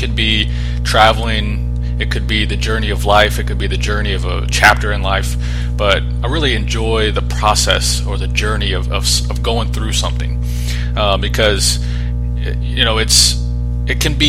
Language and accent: English; Oklahoma, United States; moved away as an adult; also born or lived in Panama; now in Colorado, United States; I grew up here in Oklahoma